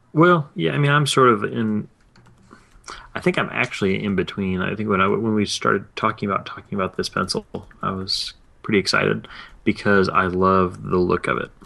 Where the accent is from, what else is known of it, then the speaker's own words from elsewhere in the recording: East Tennessee, United States; I'm from East Tennessee